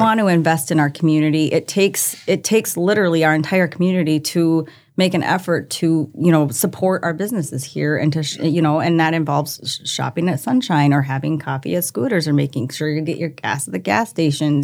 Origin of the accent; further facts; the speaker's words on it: Minnesota, United States; moved away as an adult; now in Brandon, South Dakota, United States; I, I grew up in Minnesota. I was a Minnesota girl, loved it there.